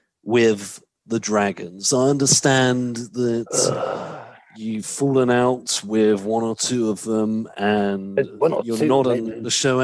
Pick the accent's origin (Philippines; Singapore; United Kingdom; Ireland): United Kingdom; I'm certainly British first, and I'm proud to say that I'm British